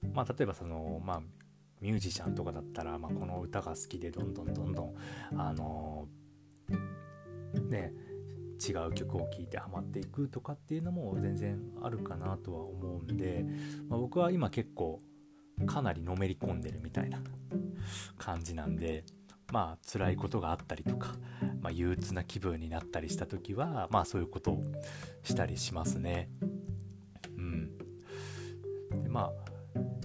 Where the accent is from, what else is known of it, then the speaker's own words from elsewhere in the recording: Fukuoka, Japan; 地元の福岡